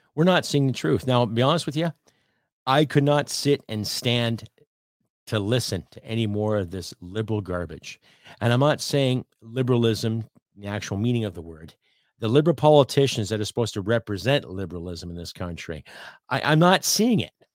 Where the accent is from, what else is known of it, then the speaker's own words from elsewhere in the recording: Canada; being a Canadian living in Canada.